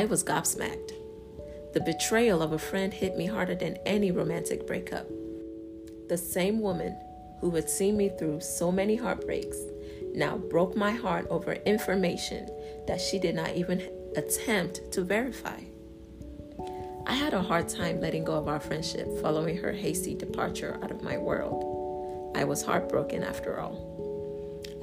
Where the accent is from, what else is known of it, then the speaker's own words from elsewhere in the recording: Yorubaland, Nigeria; our enthusiasm and pride in being Nigerian and Yoruba